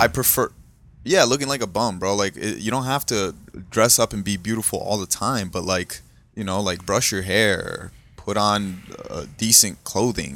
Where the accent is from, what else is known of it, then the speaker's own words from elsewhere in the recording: South Florida, United States; also born or lived in Brazil; where we grew up in South Florida, we lived in, um, and Deerfield, Pompano area